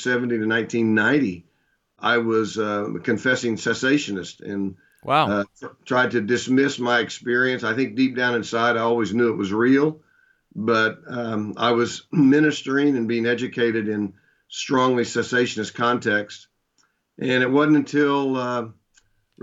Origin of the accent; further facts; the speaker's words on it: Shawnee, Oklahoma, United States; also born or lived in Midland, Texas / Duncan, Oklahoma / Dallas, Texas; I was born and raised in Shawnee, Oklahoma. Lived there for the first 10 years of my life.